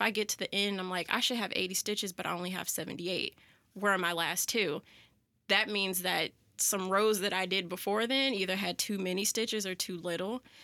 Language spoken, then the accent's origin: English; Florissant, Missouri, United States; also born or lived in Jennings, Missouri / Chesterfield, Missouri; I grew up in Florissant and why well, I, I lived in Jennings for a while and then from like 4th grade through my senior year of college, almost to my senior year of college, uh, I lived in Florissant